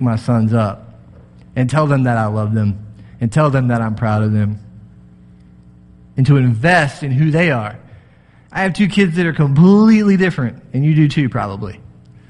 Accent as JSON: {"language": "English", "region": "Texas", "country": "United States", "moved": "yes", "said": "I'm from Texas"}